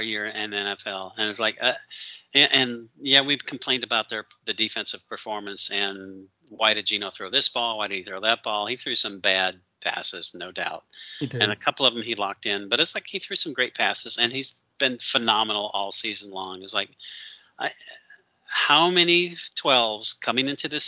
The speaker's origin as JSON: {"language": "English", "region": "Michigan", "country": "United States", "tie": "born or raised there", "moved": "yes", "said": "I grew up in Michigan."}